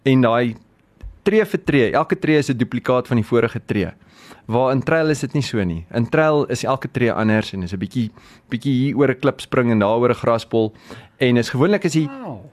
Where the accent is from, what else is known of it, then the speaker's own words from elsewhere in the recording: Free State, South Africa; moved away; My tuisdorp is daar